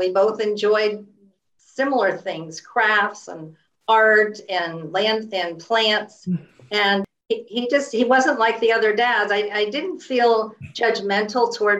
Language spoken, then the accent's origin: English; San Francisco Bay Area, California, United States; I grew up in the San Francisco Bay Area